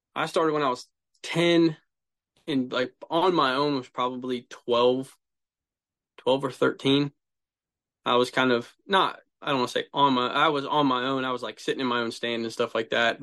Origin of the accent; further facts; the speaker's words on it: Central Ohio, United States; I'm from Central Ohio